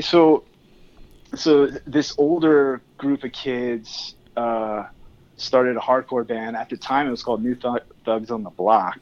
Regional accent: Tehachapi, California, United States; I grew up in Tehachapi

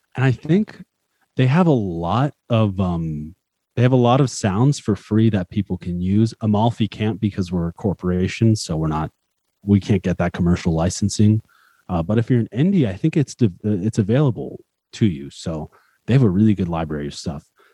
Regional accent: United States; I'm American

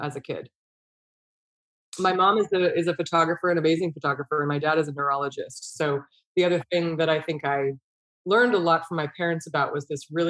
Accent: Bay Area, California, United States; I grew up in the Bay Area, but we are very close to the Sierra Nevada mountains

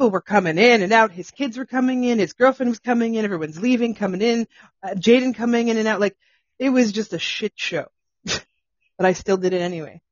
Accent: Pickering, Ontario, Canada; I'm from Pickering originally

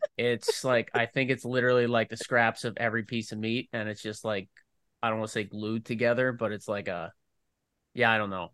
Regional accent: Philadelphia, Pennsylvania, United States; now in Minnesota, United States; where I grew up in Philly

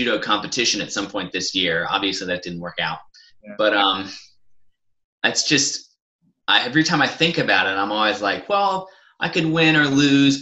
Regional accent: Atlanta, Georgia, United States; I grew up in Atlanta. I was born and raised there

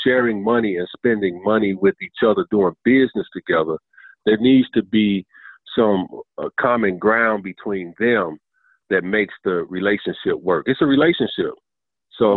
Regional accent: Chicago, Illinois, United States; moved away; also born or lived in Southern United States; born and raised in Chicago, Illinois

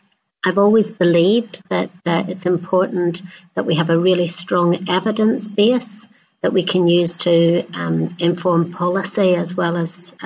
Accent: Northern Ireland, United Kingdom; I grew up in Northern Ireland

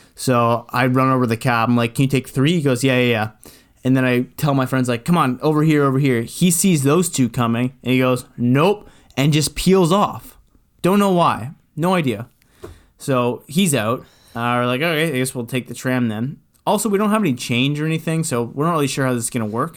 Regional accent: Canada; we're Canadian

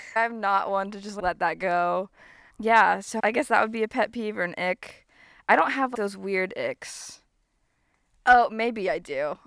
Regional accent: Florida Panhandle, United States; I was raised in the Panhandle

